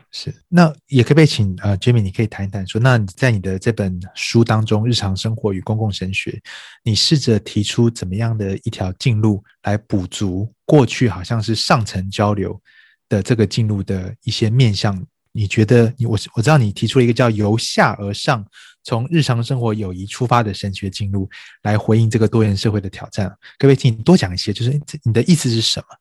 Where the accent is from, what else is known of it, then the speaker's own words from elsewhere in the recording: Taiwan; also born or lived in United States; 像在台湾，啊， 我在这边出生长大， 那我爷爷奶奶、外公外婆，他们都是从中国大陆四九年的时候这个跟着军队撤退到台湾的